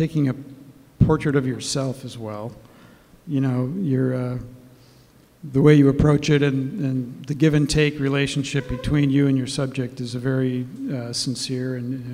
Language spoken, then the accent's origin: English; Detroit, Michigan, United States; now in Chicago, United States; I'm originally from Detroit.